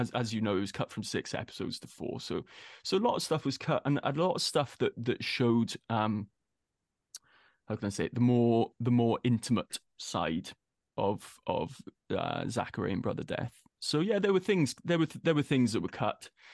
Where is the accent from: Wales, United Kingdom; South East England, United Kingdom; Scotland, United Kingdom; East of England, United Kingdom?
Wales, United Kingdom; being a Welshman